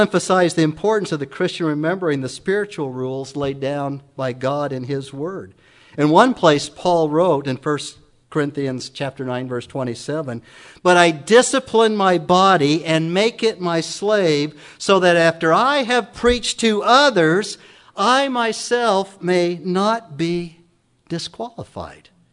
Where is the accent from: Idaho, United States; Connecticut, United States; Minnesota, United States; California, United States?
Idaho, United States; Emmett; also born or lived in Council, Idaho; I was born in Council, Idaho, many moons ago